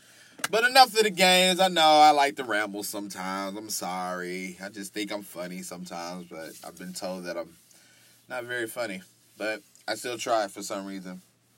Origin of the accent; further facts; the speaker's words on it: Texas, United States; You know, I'm from Texas. You know, because I think people from Texas talk just like this. So I guess sometimes I just got to go back to my Texas roots sometimes.